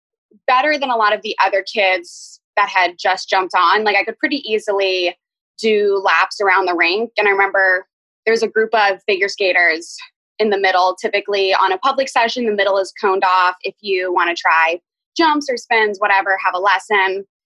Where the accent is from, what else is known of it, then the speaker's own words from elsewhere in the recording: Boston, Massachusetts, United States; born there; I was born in Boston, but I apparently hated it and cried because it was cold.